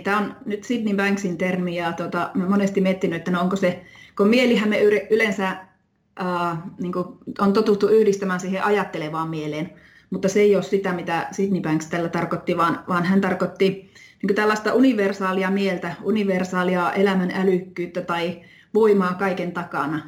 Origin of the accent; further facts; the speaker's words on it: Oulu, North Ostrobothnia, Finland; moved away as an adult; also born or lived in London / Rovaniemi; now in Haapavesi, Finland; mä oon Oulusta, Oulun seudulta kotoisin